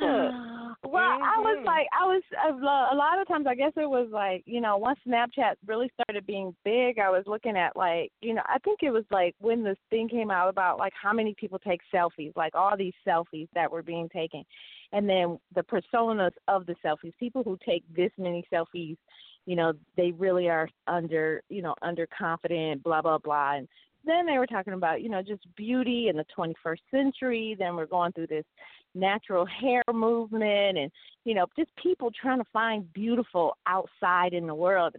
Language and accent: English; Detroit, Michigan, United States; I was a ghetto girl because I grew up in Detroit.